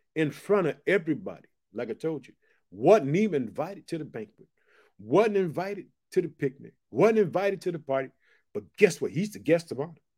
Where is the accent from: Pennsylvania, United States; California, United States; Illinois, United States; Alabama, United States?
Illinois, United States; Chicago; I'm from Chicago